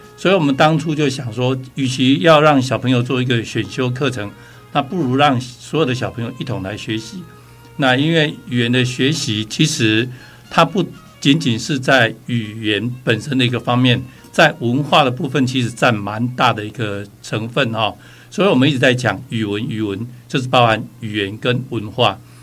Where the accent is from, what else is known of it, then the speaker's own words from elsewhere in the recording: Yunlin County, Taiwan; 我本身就是榆林人